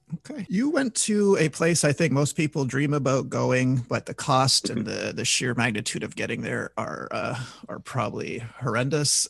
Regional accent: Canada; I'm from Canada.

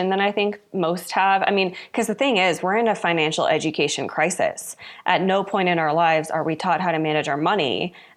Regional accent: Louisville, Kentucky, United States; moved away as an adult; now in Colorado Springs, United States; I grew up in Louisville, Kentucky

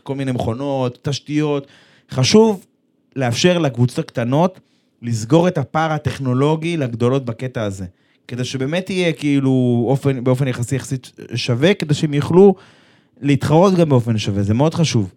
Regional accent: Israel

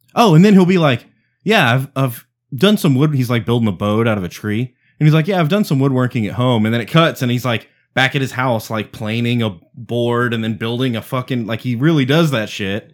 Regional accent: Providence, Rhode Island, United States; I'm from Providence

